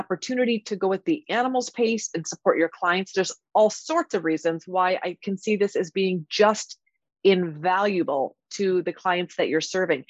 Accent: Iowa, United States; I grew up in Iowa as well, went to Iowa State

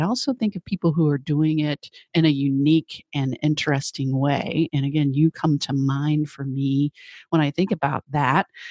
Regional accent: Tennessee, United States; I grew up in Tennessee, so in the South

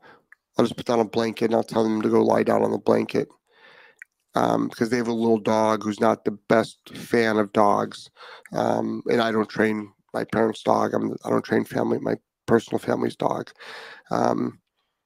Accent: Lyndhurst, Ohio, United States; I'm from Lyndhurst, Ohio.

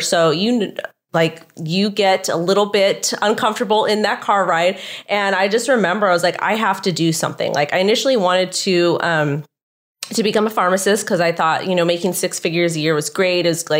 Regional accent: Los Angeles County, California, United States; I'm born and raised in Los Angeles County

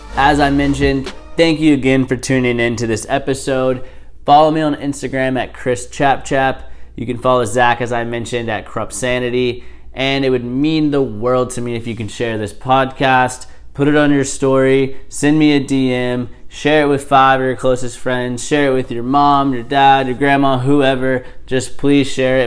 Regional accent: Charleston, United States; moved away; when my parents, uh, moved from Charleston, obviously it was very sad. That's where I grew up

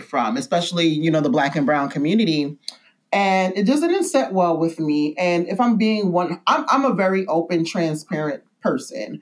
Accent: New York City, New York, United States; I'm originally from New York City and I'm from Brooklyn, New York, actually, Bedford Stuyvesant, Bed Stuy, as we say.

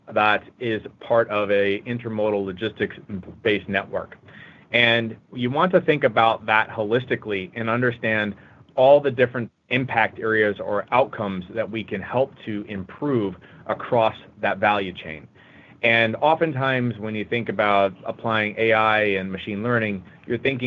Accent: West Coast, United States; moved away as an adult; now in Chicago, United States; I hail from the West Coast, but have been part of the Chicago Midwest team for the better part of the year here.

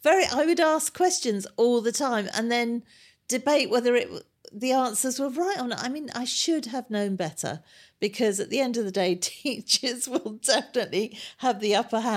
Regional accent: Harrow, London, United Kingdom; also born or lived in Kingsbury; I was born in Kingsbury, which is Northwest Nine, and then I moved, or my parents moved to Harrow, where I've lived ever since. Very boring, I'm afraid. I haven't gone very far, but I've stayed in Harrow.

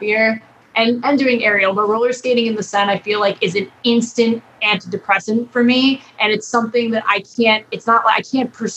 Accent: Long Island, New York, United States; I grew up in New York, on Long Island

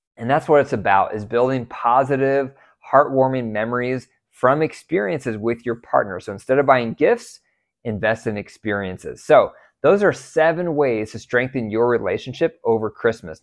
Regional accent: United States; I was raised in America

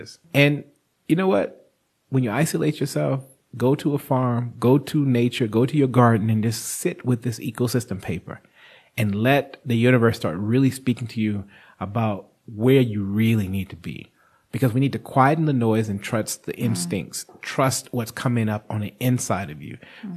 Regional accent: United States; now in South Africa; as an American

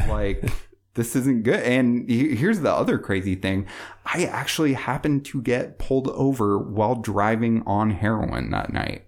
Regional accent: Bellevue, Washington, United States; I grew up in Bellevue, um, so I grew up in, you know, the suburbs

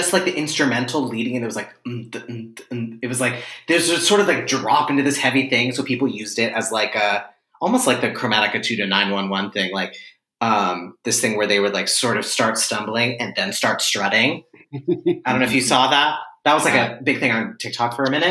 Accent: Pittsburgh, Pennsylvania, United States; moved away as an adult; now in New York, United States; I am originally from Pittsburgh, Pennsylvania, which is a place

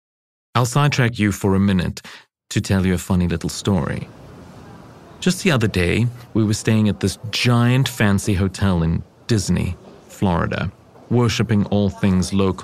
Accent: London, United Kingdom; now in New York, United States; my hometown and for experiencing home almost as a tourist actually started for me as a young boy, right in London

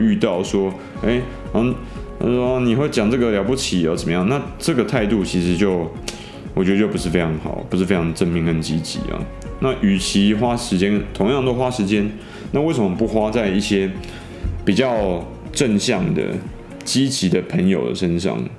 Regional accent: Taiwan; 因为我们台湾人整体来说比较传统，我们并没有经历过这个对岸的文革嘛

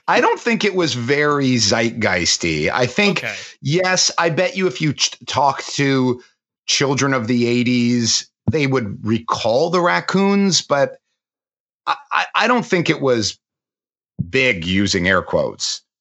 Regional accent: Canada; growing up in Canada

